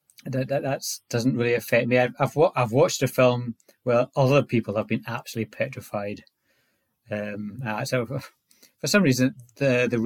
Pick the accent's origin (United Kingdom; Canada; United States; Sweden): United Kingdom; Orkney, Scotland; I was born in Orkney, which is a very sort of remote sort of island in northern Scotland